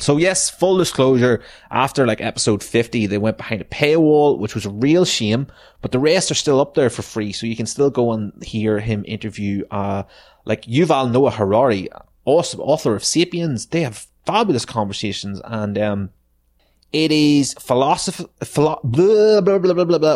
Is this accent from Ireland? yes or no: yes; Ireland; our history as Irish people